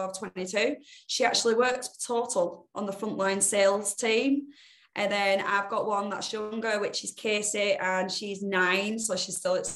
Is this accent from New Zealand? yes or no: no; Bolton, North West England, United Kingdom; Bolton born and bred